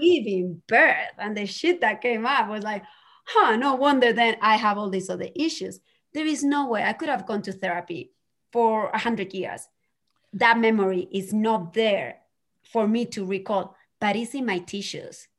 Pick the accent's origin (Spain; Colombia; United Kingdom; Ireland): Spain; moved away; growing up in Spain